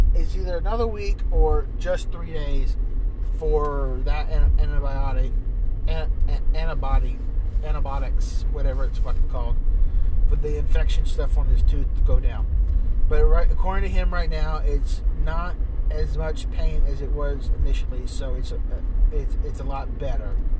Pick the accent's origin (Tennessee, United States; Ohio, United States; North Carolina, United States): North Carolina, United States; Maiden; as soon as I got into Maiden as soon as I got in my hometown